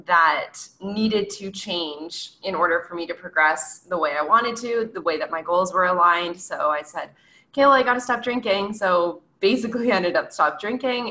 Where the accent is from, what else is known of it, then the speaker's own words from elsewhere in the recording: Canada; I'm from Canada